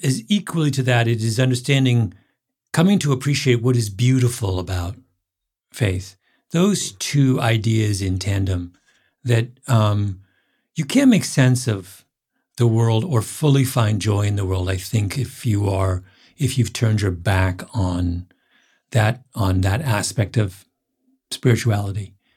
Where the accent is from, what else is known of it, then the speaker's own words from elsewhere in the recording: Elmira, Ontario, Canada; I grew up in Elmira, Ontario, which is Waterloo County